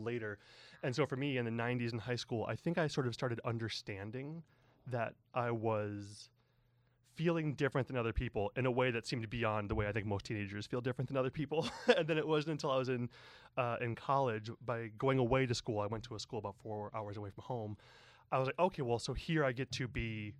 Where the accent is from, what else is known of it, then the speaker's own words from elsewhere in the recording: the Midwest, outside Chicago, Illinois, United States; moved away as an adult; now in San Francisco, United States; I grew up in the Midwest, outside Chicago, and I moved to San Francisco about, 18 years ago